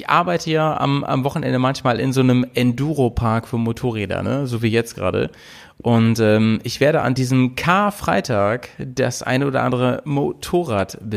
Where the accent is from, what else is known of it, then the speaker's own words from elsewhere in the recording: Lower Saxony, Germany; Ähm, ich komme ja aus dem Landkreis äh, Schaumburg, SHG.